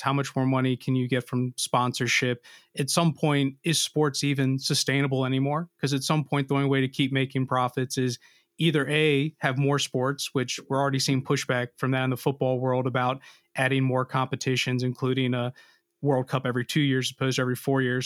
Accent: United States; as an American, you know, being a non-Brit

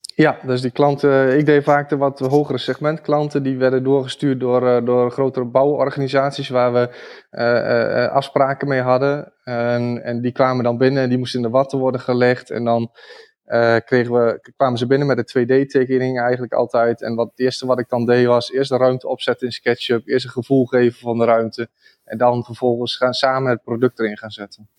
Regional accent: Rijssen, Overijssel, Netherlands; accent: eastern Dutch; also born or lived in Zwolle; ik woon zelf in, in Rijssen. Dat is eh, een, stad in de buurt van eh, Almelo, eh, Engelo, die, die richting. Dus in, in het oosten van het land. Kun je misschien ook wel horen aan mijn accent

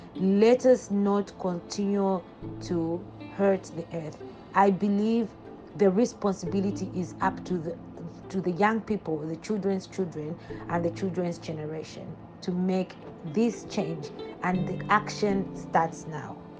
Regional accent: Germany; I'm a young Green candidate from Germany for the European Parliament.

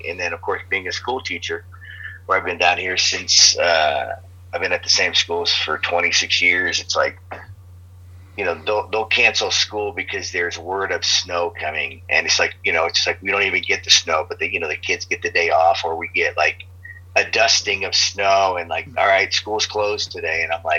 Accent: New York, United States; also born or lived in Oregon / Chicago; after growing up in New York and in Oregon, even in Chicago

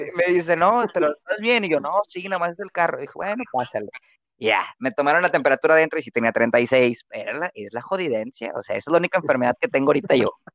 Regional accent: Mexico; como buen mexicano lector promedio

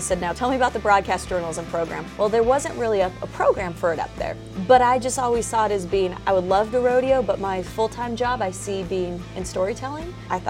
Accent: Southern California, United States; growing up in Southern California, there's no better college football team to cover than the USC Trojans.

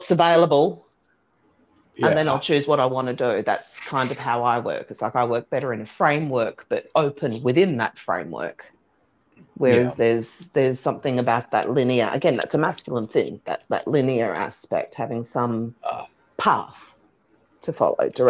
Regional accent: Australia; being Australian

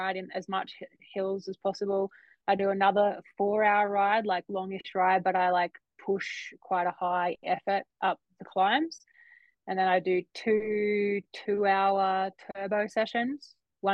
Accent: Australia; being an Aussie kid.

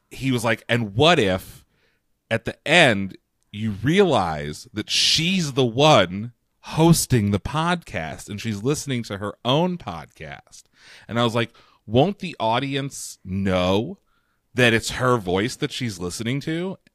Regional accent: London, United Kingdom; I'm from London. I am.

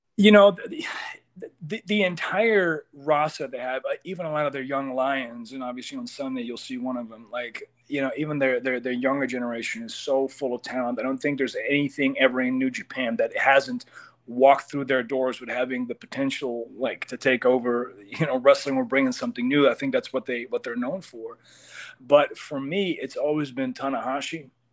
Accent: Amsterdam, North Holland, Netherlands; moved away as an adult; now in United States; I come from I come from Amsterdam, and Netherlands, really small country, does not have a lot of wrestling.

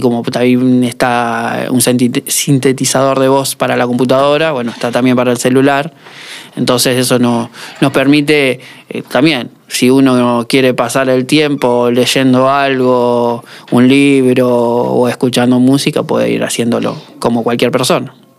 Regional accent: Rosario, Santa Fe, Argentina; soy de, Rosario

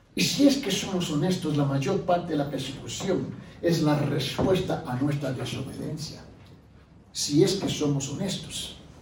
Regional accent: Puerto Rico; por mi naturaleza yo soy puertorriqueño.

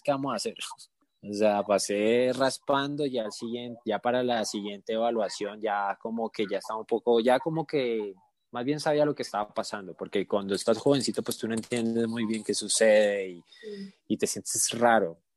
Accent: Cali, Valle del Cauca, Colombia; moved away as an adult; also born or lived in Bogotá; now in Mexico; mi papá le hicieron una oferta de trabajo en Cali, en otra ciudad. Entonces nos mudamos

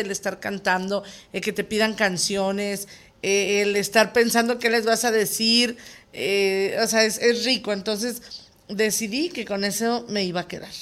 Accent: Mexico

